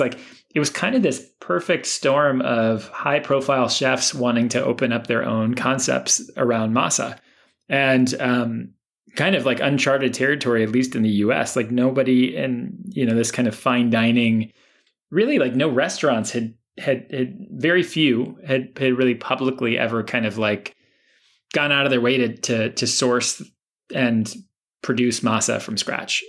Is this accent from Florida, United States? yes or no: yes; Miami, Florida, United States; moved away as an adult; also born or lived in Brooklyn; growing up in Miami